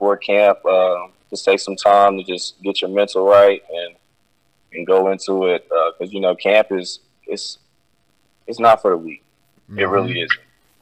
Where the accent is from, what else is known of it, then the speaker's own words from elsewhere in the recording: North Carolina, United States; moved away as an adult; also born or lived in Virginia; now in Connecticut, United States; I'm from the South and in North Carolina